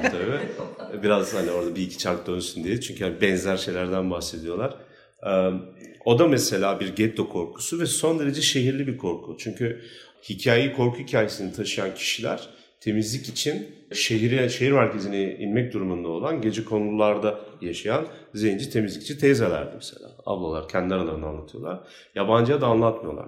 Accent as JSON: {"language": "Turkish", "region": "Istanbul", "country": "Turkey", "tie": "born or raised there", "said": "ben küçük yılda doğdum büyüdüm"}